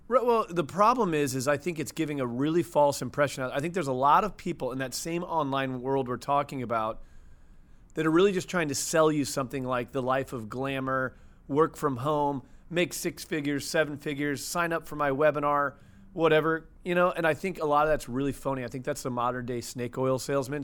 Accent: St. Louis, Missouri, United States; Born and raised in Saint Louis, Missouri.

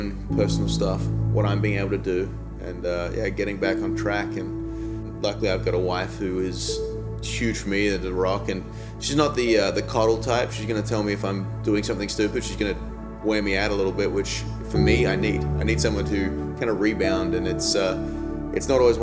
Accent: Australia; moved away as an adult; now in United States; I'm Australian, so I came over to America in 2007

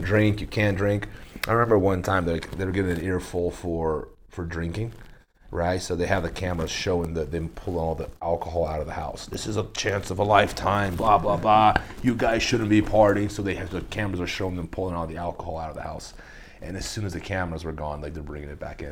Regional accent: Brazil; I grew up in Brazil

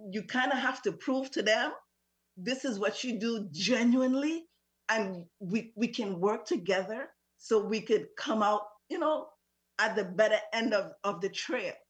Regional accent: U.S. Virgin Islands; also born or lived in St. Croix, U.S. Virgin Islands; I'm originally from St. Thomas, lived on St. Croix for over 20 something years.

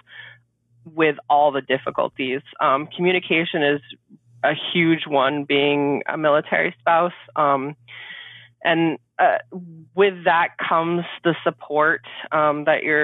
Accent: Maine, United States; moved away as an adult; move back home, which we are from Maine

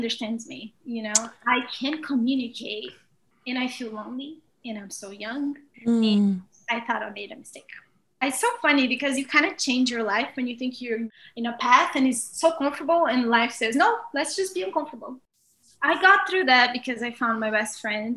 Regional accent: Brazil; moved away; I came from Brazil from nothing

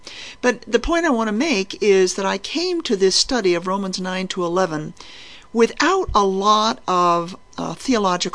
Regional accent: New England, United States; I was brought up as a Unitarian in New Mexico, not in New Mexico, in New England. I came from New England

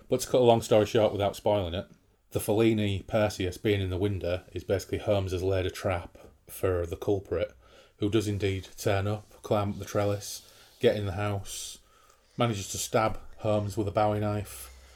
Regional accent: Grimsby, Yorkshire and the Humber, United Kingdom; But in the north, where we're from, I'm from Old Fields from Grimsby

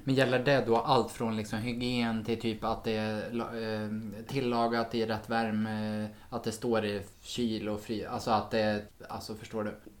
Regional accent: Sweden; som svensk

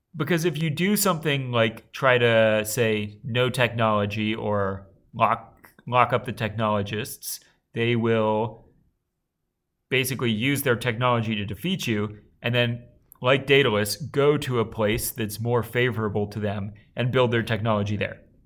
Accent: Alabama, United States; Tom and I both grew up in the South.

